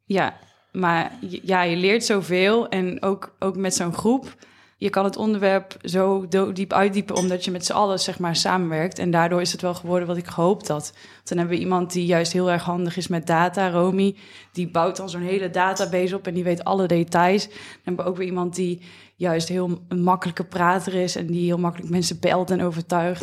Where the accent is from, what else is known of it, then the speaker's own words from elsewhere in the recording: near Roosendaal, North Brabant, Netherlands; Ik kom zelf uit Brabant